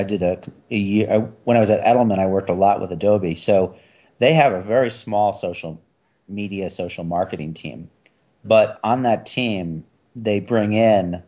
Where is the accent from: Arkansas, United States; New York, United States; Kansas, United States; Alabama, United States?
New York, United States; I'm from New York